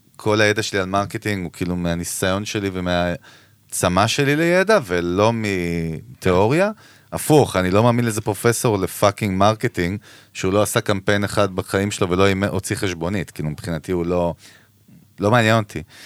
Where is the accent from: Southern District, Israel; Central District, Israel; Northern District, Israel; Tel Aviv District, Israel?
Central District, Israel; Ganei Tikva; וגדלנו ביחד בשכונה בגני תקווה